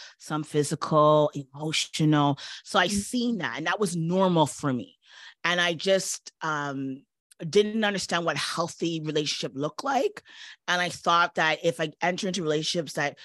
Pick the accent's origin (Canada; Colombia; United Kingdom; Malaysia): Canada; Toronto, Ontario; moved away as an adult; also born or lived in New York; I had no family because I was from Toronto and I was in New York at the time